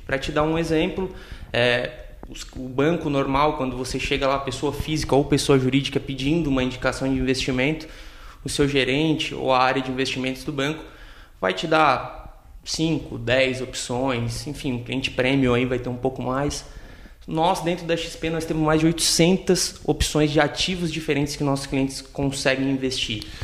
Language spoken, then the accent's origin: Portuguese; Tubarão, Santa Catarina, Brazil; sou natural aqui de Tubarão